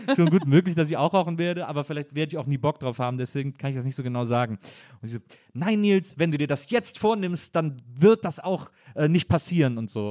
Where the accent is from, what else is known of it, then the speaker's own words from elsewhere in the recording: Wesseling, North Rhine-Westphalia, Germany; ich komme aus Wesseling zwischen Köln und Bonn